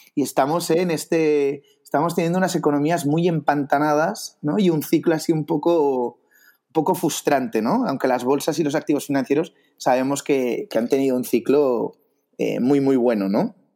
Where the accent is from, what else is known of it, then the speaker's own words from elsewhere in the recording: Barcelona, Catalonia, Spain; yo, soy de Barcelona, eh, del 84.